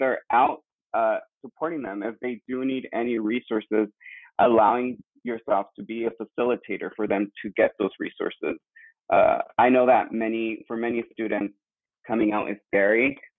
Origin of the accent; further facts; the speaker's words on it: Mexico; born there; coming from an immigrant family, and as you know, I was born in Mexico, and also I identify as a gay male.